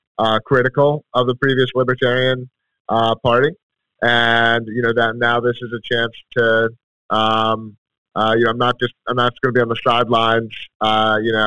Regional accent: Philadelphia, Pennsylvania, United States; moved away as an adult; now in Manchester, United States; grew up in Philadelphia originally

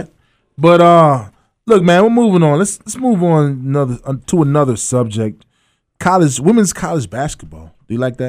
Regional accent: Providence, Kentucky, United States; moved away; I'm from Providence.

